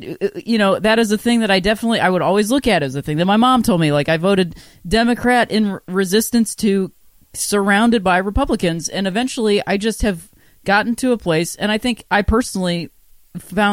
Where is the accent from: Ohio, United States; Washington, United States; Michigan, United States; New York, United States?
Ohio, United States; Akron; moved away as an adult; also born or lived in Chicago; I grew up in Akron, Ohio